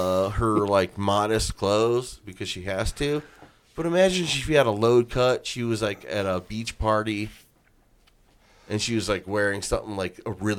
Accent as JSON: {"language": "English", "town": "Lorain", "region": "Ohio", "country": "United States", "tie": "born or raised there", "said": "I was Irish, I had some freckles, and I was raised in South Lorraine."}